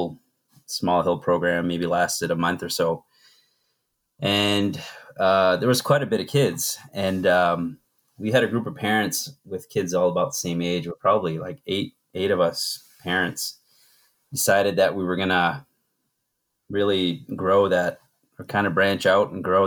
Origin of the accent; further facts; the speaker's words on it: Madawaska, Maine, United States; moved away as an adult; also born or lived in Fort Kent, Maine; where I grew up in Madawaska